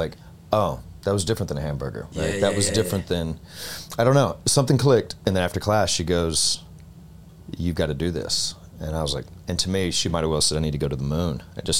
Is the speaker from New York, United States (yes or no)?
no; Alabama, United States; I'm from Alabama.